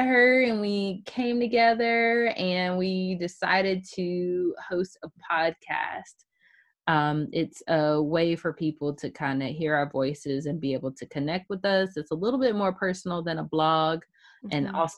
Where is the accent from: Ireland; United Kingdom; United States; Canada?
United States; Chapel Hill, North Carolina; moved away as an adult; now in Zebulon, United States; I am originally from Chapel Hill, North Carolina, but right now I reside in Zebulon, which is about an hour east of Chapel Hill.